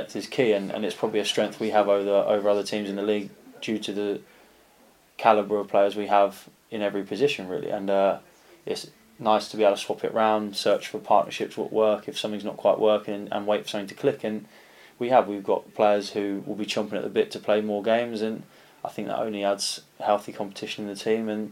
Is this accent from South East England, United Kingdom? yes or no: yes; Canterbury, South East England, United Kingdom; moved away as an adult; also born or lived in South East London; now in Yeovil, United Kingdom; I'm not actually raised in London. I'm a South East boy. I'm from Canterbury